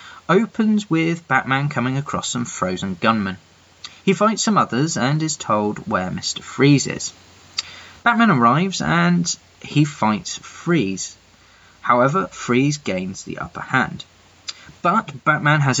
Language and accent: English; England, United Kingdom; I'm that English guy